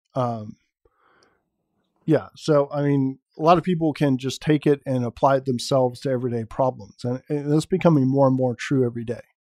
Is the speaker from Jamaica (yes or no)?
no; San Francisco Bay Area, California, United States; born or raised there